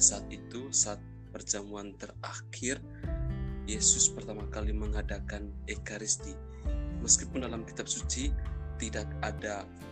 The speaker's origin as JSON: {"language": "Indonesian", "town": "Ruteng", "region": "East Nusa Tenggara", "country": "Indonesia", "said": "saya berasal dari Ruteng Manggarai"}